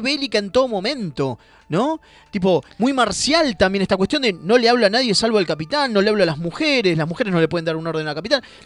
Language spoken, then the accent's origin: Spanish; Argentina; nosotros como argentinos